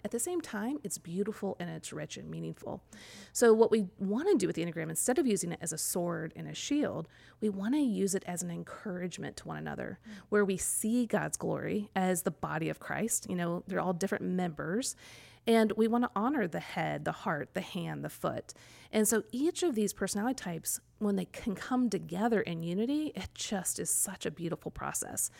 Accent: Kansas City, United States; now in College Grove, United States; I grew up in Kansas City or just outside of Kansas City.

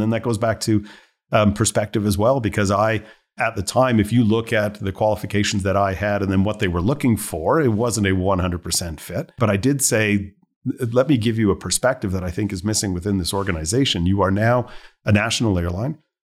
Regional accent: Montreal, Quebec, Canada; also born or lived in Ontario; But born and raised in Montreal, went to school in Ontario, came back to work in Montreal, was bartending to pay for school.

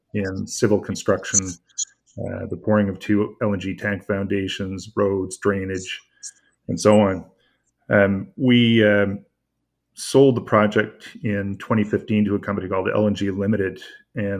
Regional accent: Port Hawkesbury, Nova Scotia, Canada; I was actually born and raised in Port Hotspur, about 5 kilometers away from the project site

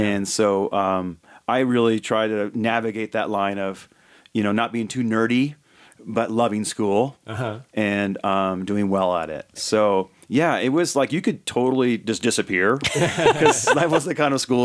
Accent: Davis, California, United States; I grew up in Davis, California in the 70s and 80s

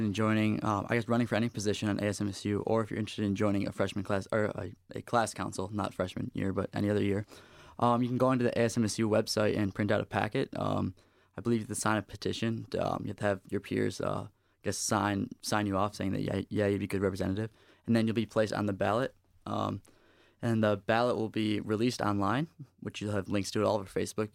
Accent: New York, United States; moved away as an adult; now in East Lansing, United States; I come from out of state. I come from New York, and coming to school here, I knew absolutely nobody

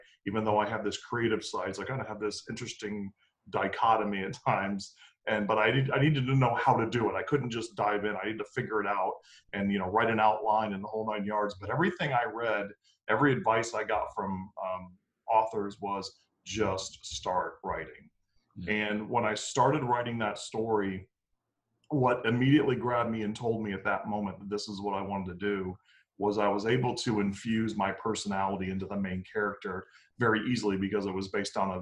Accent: Tampa, Florida, United States; I'm actually born and raised here in Tampa, Florida

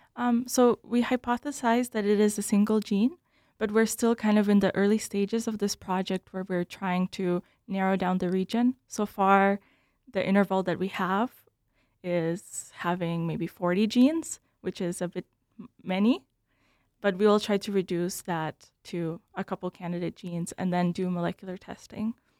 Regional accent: Bloomington, Minnesota, United States; also born or lived in Belarus; I grew up in Bloomington, where I went to high school

